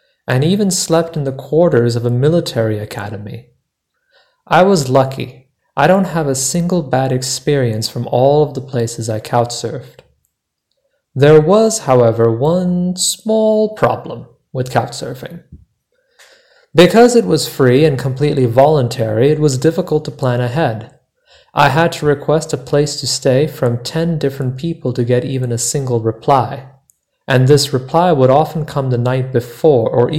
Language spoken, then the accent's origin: English; United States; I am from the United States, but nearly half my extended family lives abroad